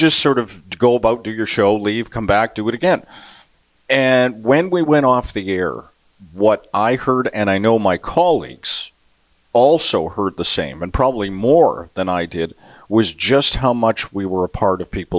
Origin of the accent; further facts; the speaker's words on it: Vancouver, British Columbia, Canada; now in Edmonton, Canada; And I grew up playing on the West Coast.